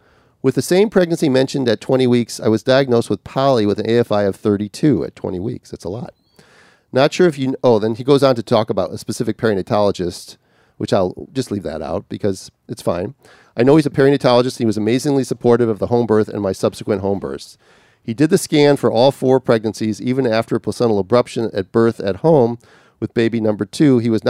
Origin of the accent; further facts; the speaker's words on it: California, United States; But I'm from Southern California.